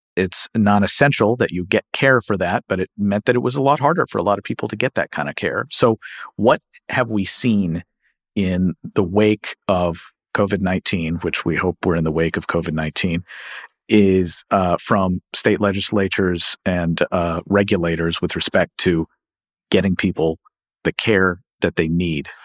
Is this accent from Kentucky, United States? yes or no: yes; Kentucky, United States; my home state of Kentucky